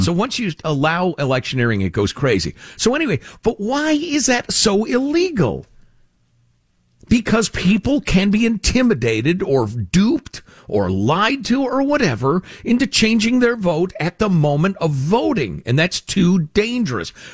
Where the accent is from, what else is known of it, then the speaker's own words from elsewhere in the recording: Chicago, Illinois, United States; the corruption I grew up with in Chicagoland